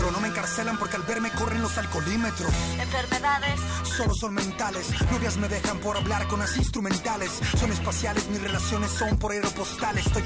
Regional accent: Mexico; Soy más mexicano que las narcofosas.

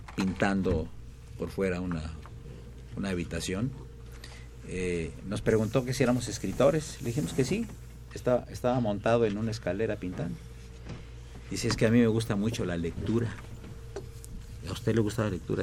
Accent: Mexico; nacimos aquí, somos mexicanos

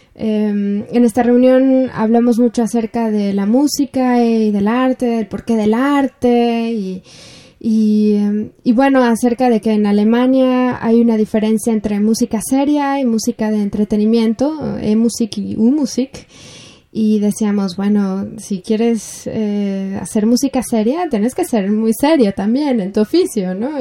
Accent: Mexico; moved away; Yo, yo soy orgullosamente mexicana

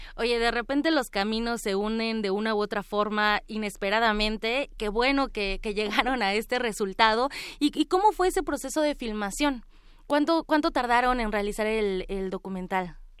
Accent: Mexico; aquí en nuestro país, aquí en México

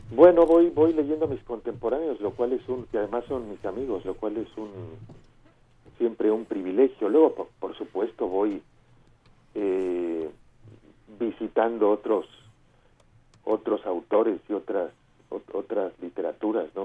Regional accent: Mexico; now in Barcelona, Spain; me siento un escritor mexicano

